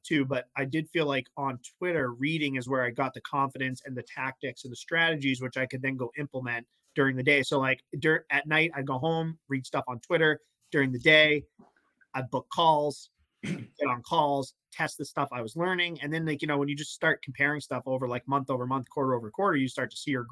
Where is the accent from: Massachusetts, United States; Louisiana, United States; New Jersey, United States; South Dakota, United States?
Massachusetts, United States; I'm from Mass